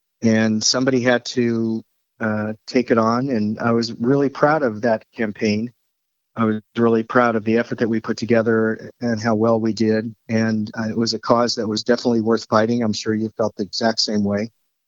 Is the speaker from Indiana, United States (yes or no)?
no; Denver, Colorado, United States; moved away as an adult; now in Israel; I grew up in Denver and Denver Public Schools, George Washington High School.